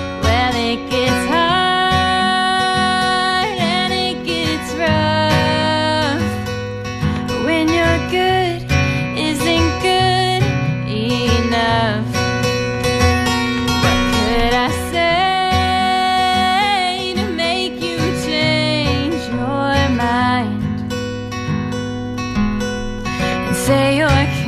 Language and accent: English; Evanston, Illinois, United States; moved away as an adult; now in Boston, United States; I'm from Chicago, a suburb called Evanston, Illinois, and I'm currently a freshman at Berklee College of Music in Boston